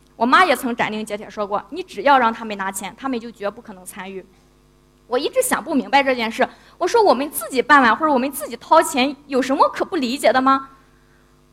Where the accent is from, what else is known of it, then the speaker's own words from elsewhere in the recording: rural Shandong, China; moved away as an adult; 我是一个从山东农村走出的大学生